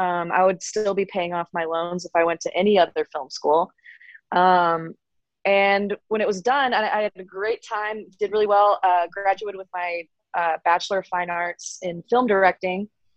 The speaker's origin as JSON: {"language": "English", "region": "North Carolina", "country": "United States", "also_born_or_lived": "Greensboro / Winston-Salem, North Carolina", "moved": "as an adult", "lives_now": "Los Angeles, United States", "said": "I'm from the East Coast. I'm from North Carolina."}